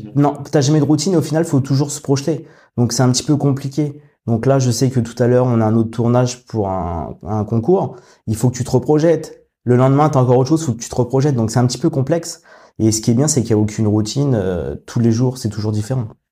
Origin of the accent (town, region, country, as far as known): Paris region, Île-de-France, France; moved away as an adult; now in Rouen, France